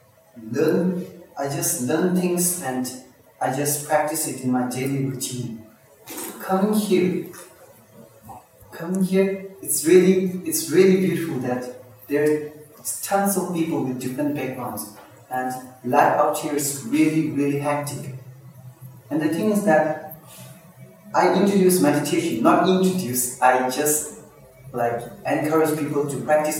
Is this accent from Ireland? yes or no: no; India; also born or lived in Tibet; now in Norway; I'm from Tibet. I grew up in India, I was born in India